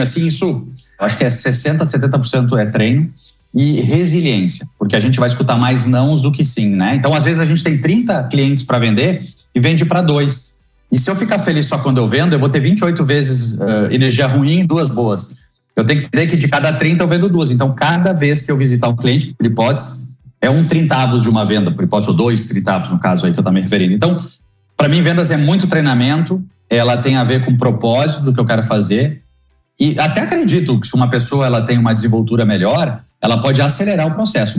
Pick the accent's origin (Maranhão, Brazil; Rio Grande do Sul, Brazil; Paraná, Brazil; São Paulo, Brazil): Rio Grande do Sul, Brazil; Lajeado; accent: gaúcho; Eu sou de uma cidade chamada Lajeado, sou do interior do Rio Grande do Sul